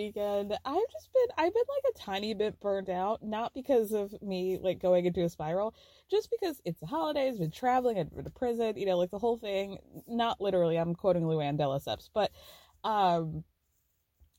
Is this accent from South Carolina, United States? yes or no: no; Georgia, United States; back when I was in high school, Georgia was like 48th out of 50th for like education